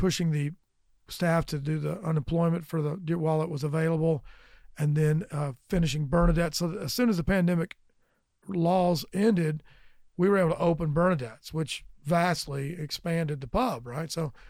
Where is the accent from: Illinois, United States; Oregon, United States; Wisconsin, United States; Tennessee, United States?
Tennessee, United States; Lenoir City; Before there was a McDonald's, when there was no money there at all, we went to high school in Lenore City.